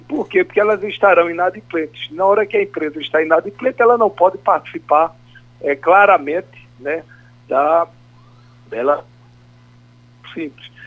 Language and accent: Portuguese; Pernambuco, Brazil; como pernambucano